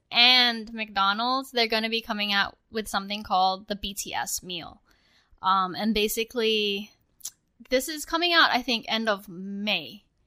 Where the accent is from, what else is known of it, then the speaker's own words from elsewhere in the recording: Australia; now in United States; when I was growing up in Australia.